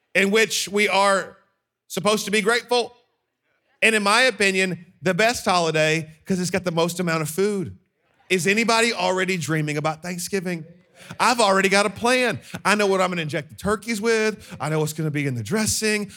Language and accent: English; Birmingham, Alabama, United States; I am from Birmingham, Alabama.